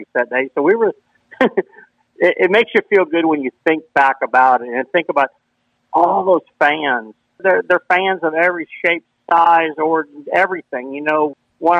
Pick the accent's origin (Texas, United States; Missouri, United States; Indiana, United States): Missouri, United States; St. Louis; We grew up in St. Louis, Missouri. We all went to Fox High School out in Arnold, Missouri